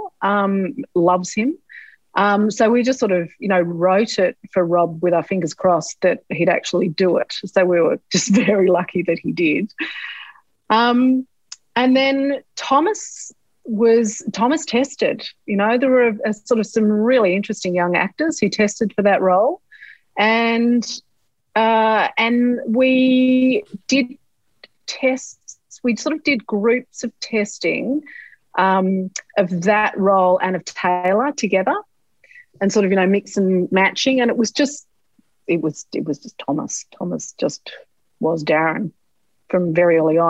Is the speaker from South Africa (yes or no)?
no; eastern seaboard, Australia; I'm someone from the Eastern Seaboard.